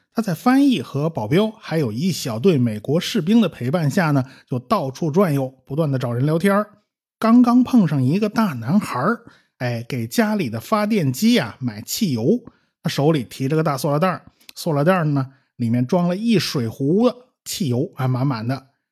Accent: China; 我们中国人

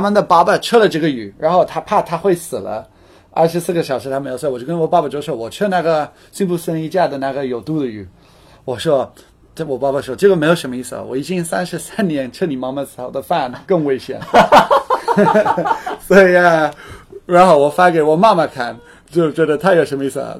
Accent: United Kingdom; Chinese is a second language; now in Shanghai, China; 我是英国人

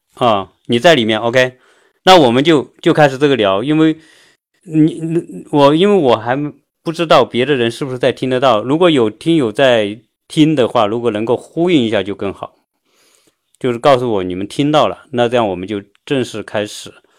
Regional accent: China; now in United States; 我作为一个中国人

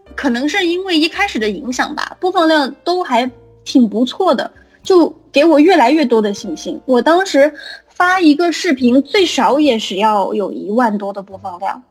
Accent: Guiyang, Guizhou, China; 我们三个都是，应该都是贵阳的

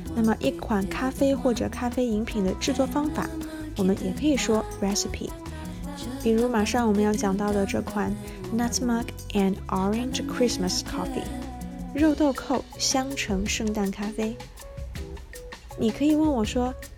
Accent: China; 会是一个土生土长的中国人，既没有海外背景，也没有相关的宗教信仰

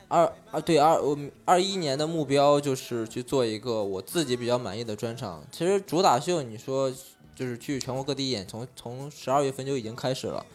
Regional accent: Anyang, Henan, China; moved away; 我在安阳，大家可能都没听说过，河南峪最，最北边的一个城市，因为我老家嘛

